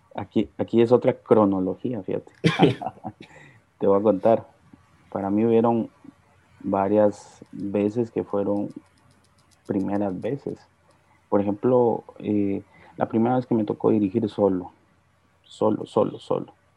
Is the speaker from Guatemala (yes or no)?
yes; Guatemala; yo nací en un hogar cristiano. Mis padres asistieron durante mucho tiempo a Iglesia Lim, aquí en Guatemala